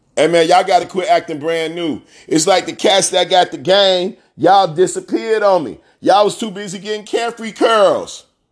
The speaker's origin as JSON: {"language": "English", "town": "Chicago", "region": "Illinois", "country": "United States", "tie": "born or raised there", "said": "I'm from Chicago"}